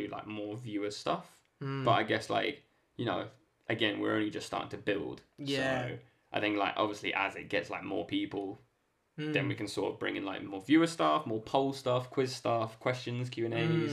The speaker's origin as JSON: {"language": "English", "country": "Ireland"}